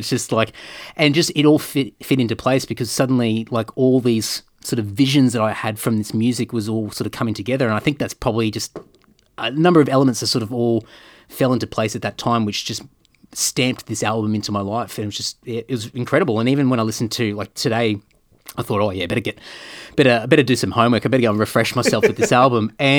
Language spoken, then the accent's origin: English; Brisbane, Queensland, Australia; And growing up in Brisbane, but like a lot of my childhood was regional Queensland, so I grew up in a lot of country towns and sort of moved around the place